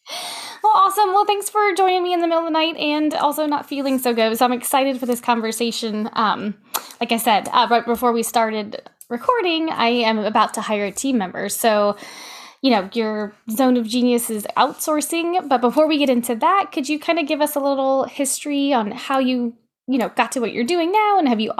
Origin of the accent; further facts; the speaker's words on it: the South, United States; Like I grew up in the South, but I'm actually from the Northwest. And so people are like, you have a funny accent.